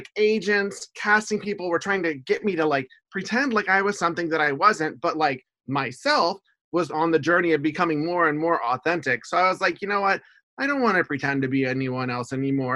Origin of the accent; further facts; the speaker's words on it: Houston, Texas, United States; moved away as an adult; also born or lived in Seattle / Portland / Olympia; now in Camas, United States; I grew up in Houston